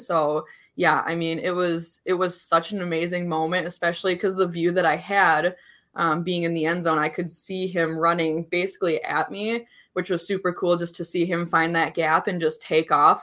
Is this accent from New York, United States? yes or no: no; Minnesota, United States; as a Minnesotan